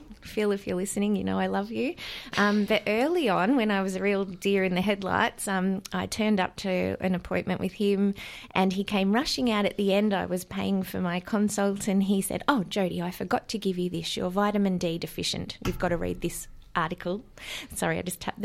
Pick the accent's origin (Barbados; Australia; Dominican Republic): Australia; Warrnambool, Victoria; I'm from Victoria, down in Warrnambool